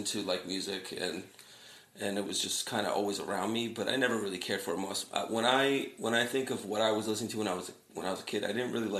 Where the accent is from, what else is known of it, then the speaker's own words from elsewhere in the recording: Fort Lee, New Jersey, United States; now in Hackensack, United States; I was born and raised in Fort Lee.